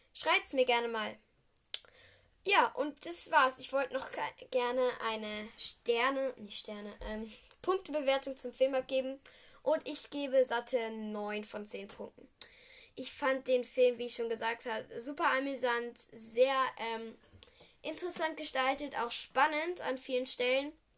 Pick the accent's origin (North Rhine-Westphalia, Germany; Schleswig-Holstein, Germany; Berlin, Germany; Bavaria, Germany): North Rhine-Westphalia, Germany; Düsseldorf; komme ich aus Düsseldorf